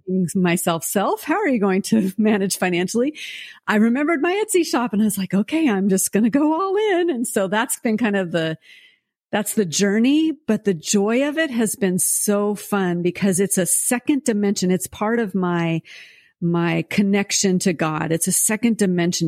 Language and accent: English; United States; also born or lived in France; as an American